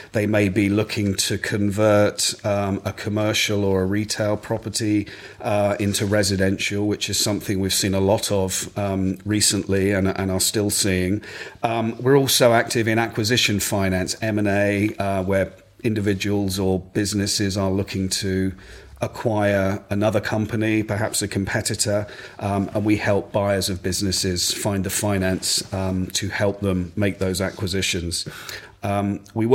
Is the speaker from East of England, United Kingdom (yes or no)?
yes; Essex, East of England, United Kingdom; also born or lived in Ipswich / Cambridge / Hong Kong / London; now in Suffolk, United Kingdom; I'm very much an East Anglian boy. I grew up in Essex.